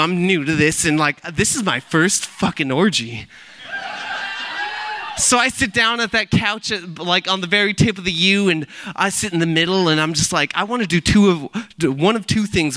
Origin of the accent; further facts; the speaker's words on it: Milpitas, California, United States; I was born and raised in Milpitas on the South Bay